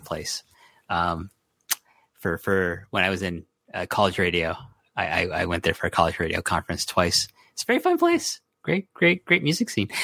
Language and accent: English; Toronto, Ontario, Canada; I'm from Toronto